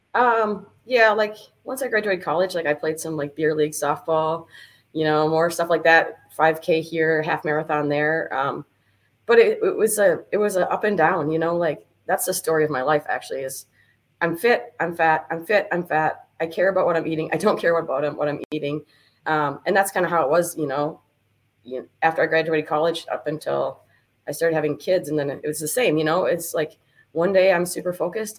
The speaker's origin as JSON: {"language": "English", "town": "New Richmond", "region": "Wisconsin", "country": "United States", "tie": "born or raised there", "said": "I grew up in New Richmond, uh, New Richmond, home of the Tigers"}